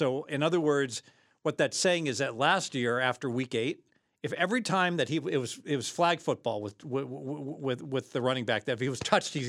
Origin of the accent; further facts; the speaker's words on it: Cincinnati, Ohio, United States; moved away; also born or lived in Chicago; I grew up in Southern Ohio, all right, so Cincinnati area.